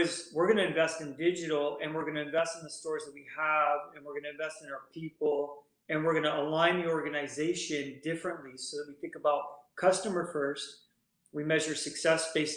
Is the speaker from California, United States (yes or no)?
yes; Northern California, United States; moved away as an adult; now in East Coast, United States; So born and raised in Northern California, went to school in UC, Southern California.